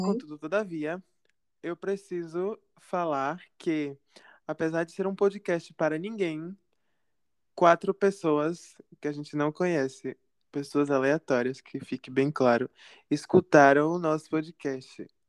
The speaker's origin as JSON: {"language": "Portuguese", "town": "Ilhéus", "region": "Bahia", "country": "Brazil", "moved": "yes", "said": "a gente é de Ilhéus"}